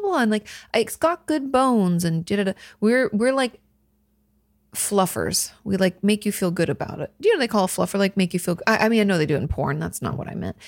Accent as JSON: {"language": "English", "area": "a town on the Seattle to Portland route", "region": "Washington", "country": "United States", "tie": "born or raised there", "said": "my downtown where I grew up"}